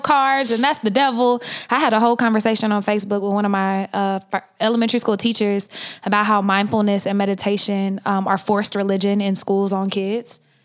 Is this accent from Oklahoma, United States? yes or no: yes; Oklahoma, United States; now in California, United States; I'm from Oklahoma